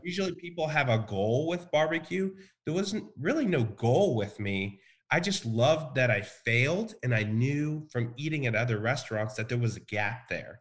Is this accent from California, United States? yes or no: no; Richmond, Texas, United States; also born or lived in Bryan, Texas; we lived in a very small town called Richmond.